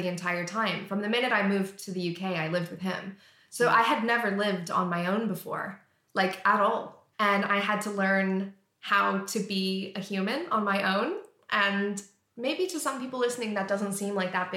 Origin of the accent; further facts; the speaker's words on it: Canada; moved away as an adult; now in England; I lived in Canada. I'm from Canada.